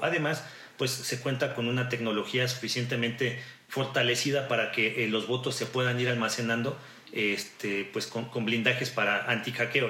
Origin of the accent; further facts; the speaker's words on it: Mexico; como mexicanas o mexicanos tenemos